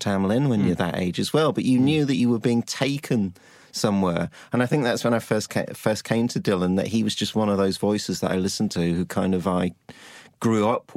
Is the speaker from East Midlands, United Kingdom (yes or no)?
no; Liverpool, North West England, United Kingdom; I grew up in Liverpool